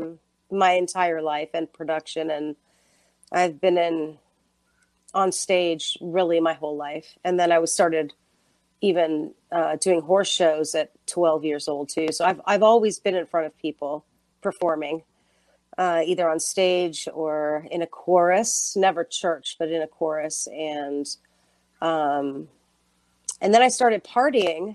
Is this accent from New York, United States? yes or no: no; Nashville, Tennessee, United States; I'm from Nashville, Tennessee